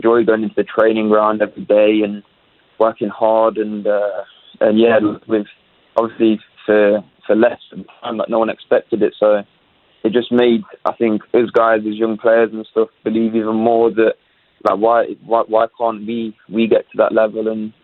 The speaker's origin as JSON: {"language": "English", "town": "Leicester", "region": "East Midlands", "country": "United Kingdom", "tie": "born or raised there", "moved": "as an adult", "lives_now": "Winnipeg, Canada", "said": "I'm from Leicester"}